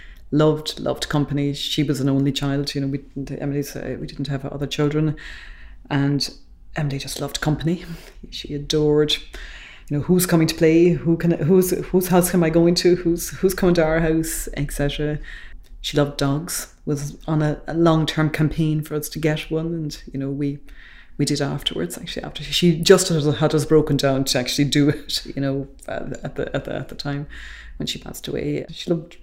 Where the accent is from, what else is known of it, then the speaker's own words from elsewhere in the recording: Tipperary, Munster, Ireland; I'm from Tipperary.